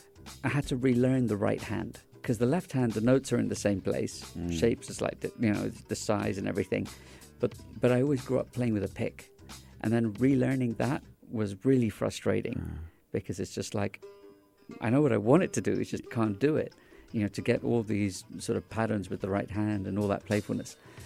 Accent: Dubai, United Arab Emirates; also born or lived in England; being Indian in Dubai early days, going to a boarding school in England, you know, there wasn't many Indians there at the time, in these schools

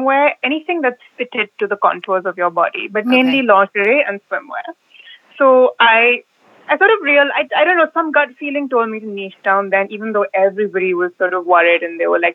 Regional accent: India; I'm from India originally.

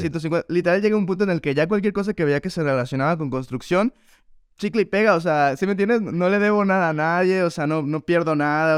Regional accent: León, Guanajuato, Mexico; moved away as an adult; now in New York, United States; Leonés de nacimiento, crecido y formado en León, Guanajuato

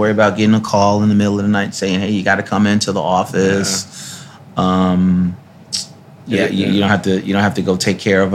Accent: New York City, New York, United States; also born or lived in White Plains, New York; I was a wild child growing up in Brooklyn in the Bronx, and then, you know, eventually in Westchester County, right downstate, a place called White Plains, New York

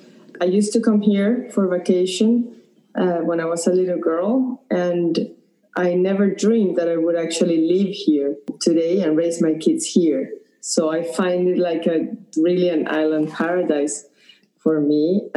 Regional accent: Caracas, Capital District, Venezuela; moved away as an adult; also born or lived in Pennsylvania / Colorado / Atlanta, Georgia / Raleigh, North Carolina; now in Key Biscayne, United States; We grew up in Venezuela, in Caracas, and in 2004, we came to the U.S. to pursue graduate school. We went to Penn State University, and then we've been relocated into several cities in the U.S.

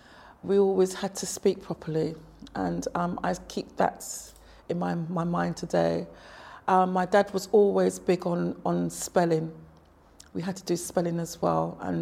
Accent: London, United Kingdom; I was born in London, in fact in Notting Hill, Ladbroke Grove, in 1959.

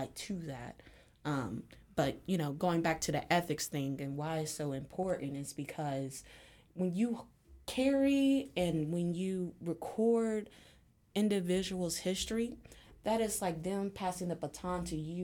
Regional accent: Cincinnati, Ohio, United States; I was born and raised in Cincinnati.

